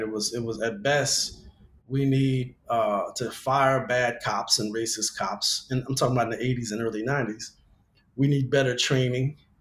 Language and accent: English; Louisiana, United States; now in Los Angeles, United States; I grew up in Louisiana